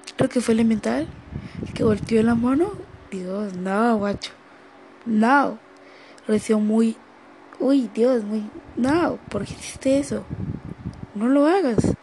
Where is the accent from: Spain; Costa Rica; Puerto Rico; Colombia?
Colombia; en mi país, Colombia